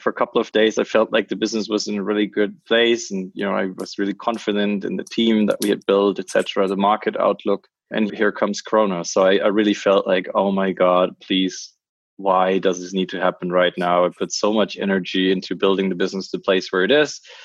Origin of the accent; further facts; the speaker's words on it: French-speaking Switzerland, Romandy, Switzerland; Switzerland, my home country, from the other part of Switzerland, because I'm from the French part